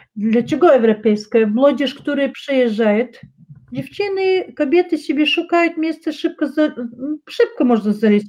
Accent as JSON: {"language": "Polish", "region": "Chechnya", "country": "Russia", "second_language": "Polish", "moved": "yes", "said": "u nas w Czeczeniu"}